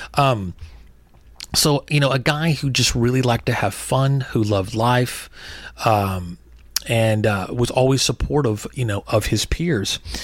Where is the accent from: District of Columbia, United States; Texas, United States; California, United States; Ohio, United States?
Texas, United States; growing up in Texas